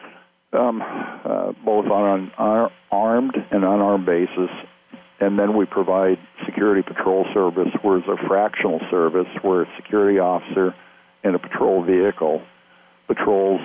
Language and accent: English; Iowa, United States; I grew up around Iowa, but in foster homes and institutions. So I was in 13 foster homes and 3 institutions growing up.